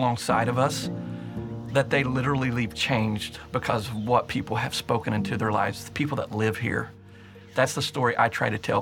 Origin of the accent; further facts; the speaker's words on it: Martin County, Eastern Kentucky, United States; born and raised in Martin County, and so I have a lot of great memories in Eastern Kentucky and Martin County